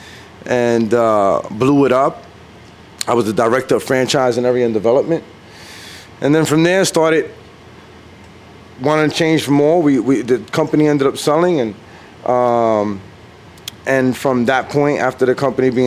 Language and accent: English; New York City, New York, United States; I'm from Brooklyn, born and raised in Brooklyn, New York